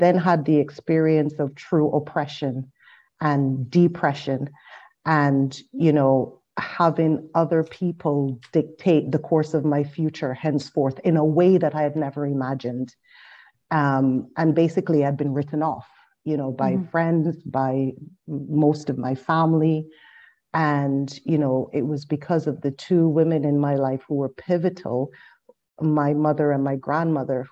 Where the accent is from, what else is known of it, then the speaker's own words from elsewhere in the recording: Barbados; I was born and raised in Barbados